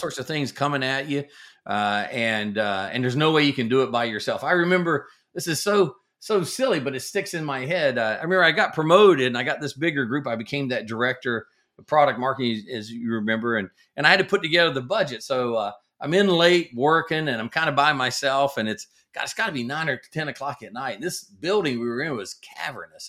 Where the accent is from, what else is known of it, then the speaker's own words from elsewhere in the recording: the South, United States; I grew up in the South